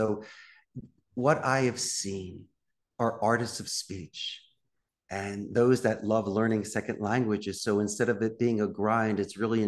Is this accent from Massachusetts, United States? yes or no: no; Philadelphia, Pennsylvania, United States; moved away as an adult; also born or lived in Arizona; now in Costa Rica; I was born and raised in Northeast Philadelphia